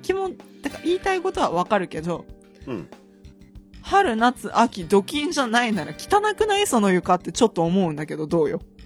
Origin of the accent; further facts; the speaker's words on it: Akita, Japan; born or raised there; moved away as an adult; now in Tokyo, Japan